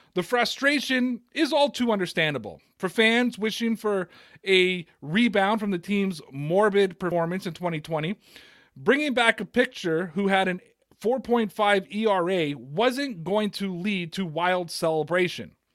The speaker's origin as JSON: {"language": "English", "town": "Toronto", "region": "Ontario", "country": "Canada", "said": "I'm from Toronto"}